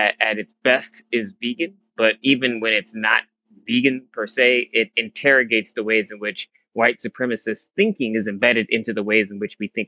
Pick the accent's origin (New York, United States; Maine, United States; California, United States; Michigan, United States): Michigan, United States; he left the South and moved to Michigan, and that's where I was born